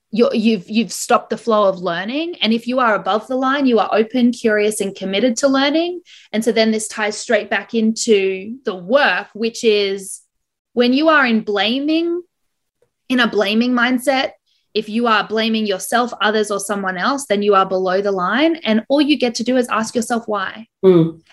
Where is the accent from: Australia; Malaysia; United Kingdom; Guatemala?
Australia; Brisbane, Queensland; now in Toronto, Canada; I was born in Brisbane, currently living in Toronto, Canada